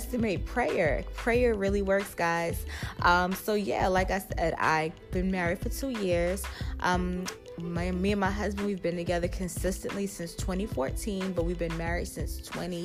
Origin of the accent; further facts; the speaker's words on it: New York City, New York, United States; I was raised in Brooklyn, not born in Brooklyn. However, I do consider myself a Brooklyn girl